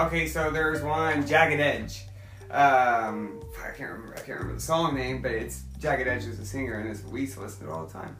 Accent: Oklahoma, United States; I'm from Oklahoma.

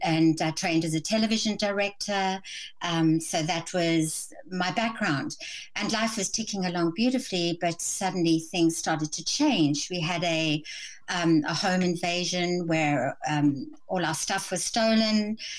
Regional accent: South Africa; born there; accent: hybrid accent; I was born in South Africa. Mm-hmm. I had a wonderful life in South Africa, built a very successful business in product sampling with my husband.

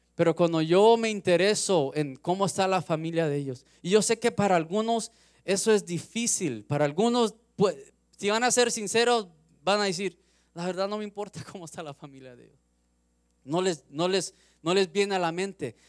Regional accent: Los Angeles, California, United States; Yo soy de Los Ángeles, de California, crecí 15 minutos del mar

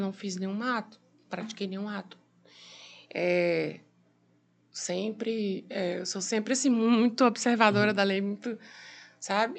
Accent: Piauí, Brazil; eu sou piauiense, né? Nascida no Piauí

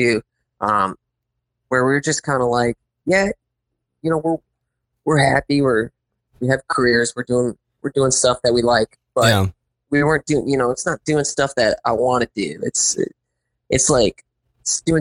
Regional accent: Saginaw, Michigan, United States; I'm from Michigan. The whole band's from Michigan. Grew up in Saginaw, which is kind of middle of the state

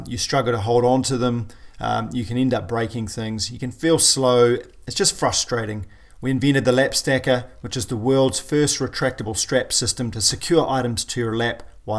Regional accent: New Zealand; I'm a paraplegic from New Zealand

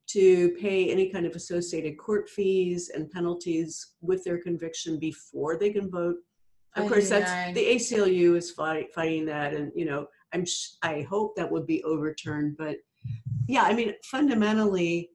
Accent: Missouri, United States; moved away as an adult; I'm from Missouri

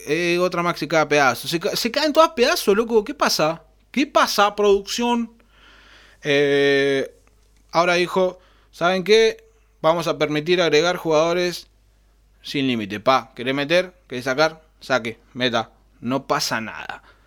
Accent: Argentina; somos europeos

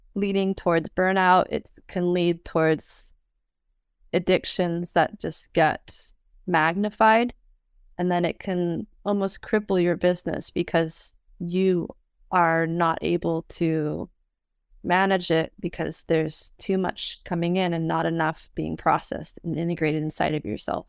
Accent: San Francisco, California, United States; moved away as an adult; also born or lived in Spain / United Kingdom; I am a native of San Francisco, and I grew up sailing in San Francisco Bay as as a young woman

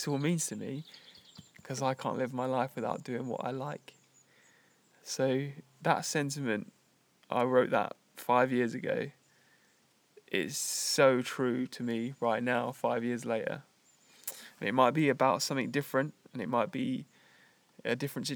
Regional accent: United Kingdom; moved away as an adult; my identity as British, like, is just that now. It's just where I was brought up and where I lived for the first 28 years of my life

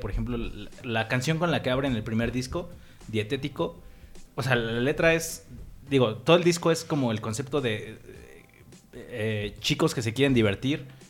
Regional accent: Mexico; somos mexicanos

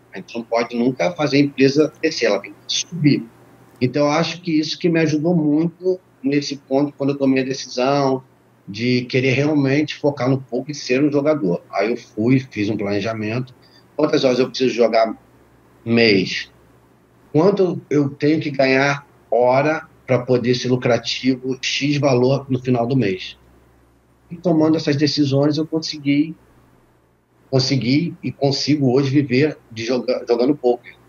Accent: Rio de Janeiro, Brazil; moved away as an adult; also born or lived in Petrópolis; now in Florida, United States; eu sou do Rio de Janeiro, fui para Petrópolis montar um negócio

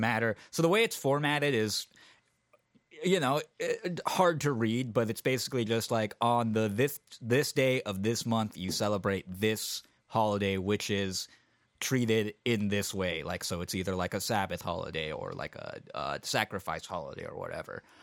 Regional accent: San Francisco, California, United States; When I was a kid growing up in San Francisco

